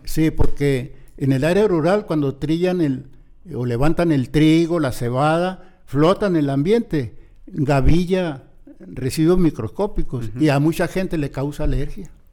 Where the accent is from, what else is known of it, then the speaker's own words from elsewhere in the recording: Ciudad Obregón, Sonora, Mexico; yo nací, crecí mis primeros años en Ciudad Obregón